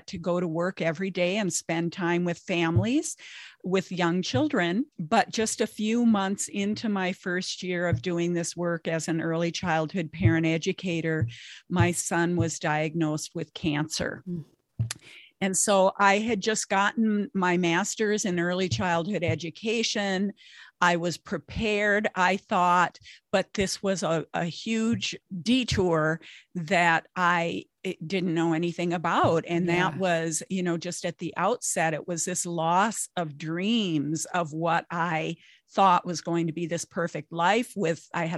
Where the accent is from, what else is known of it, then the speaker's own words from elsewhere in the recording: Minnesota, United States; I'm in Minnesota.